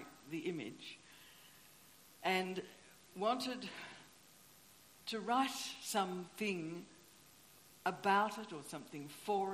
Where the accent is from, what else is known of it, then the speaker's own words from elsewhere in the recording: Tasmania, Australia; moved away; I grew up in Tasmania